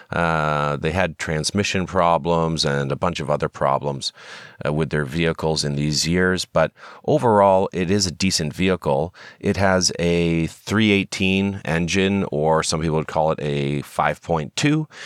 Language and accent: English; Canada; we're Canadian citizens